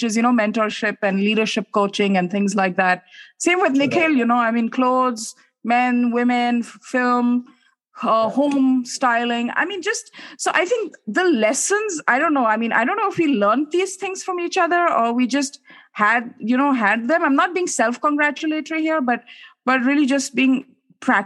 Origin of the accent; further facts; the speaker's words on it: Uttarakhand, India; I'm from Uttarakhand